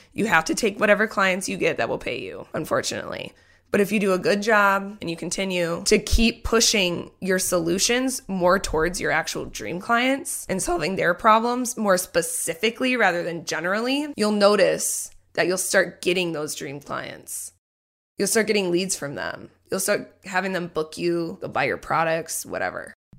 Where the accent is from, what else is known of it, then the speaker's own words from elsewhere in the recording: New Richmond, Wisconsin, United States; also born or lived in Minneapolis, Minnesota; I grew up in New Richmond, Wisconsin, which is about 45 minutes away from the Twin Cities, Minneapolis, St. Paul, Minnesota.